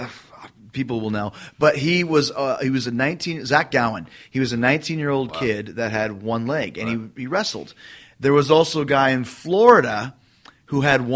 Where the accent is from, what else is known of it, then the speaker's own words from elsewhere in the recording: Canada; moved away; where I grew up in Canada.